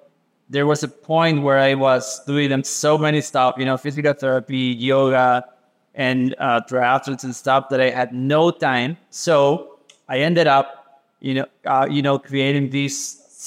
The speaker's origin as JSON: {"language": "English", "area": "Caribbean coast", "region": "Limón", "country": "Costa Rica", "tie": "born or raised there", "said": "I grew up in the Caribbean coast, Costa Rica"}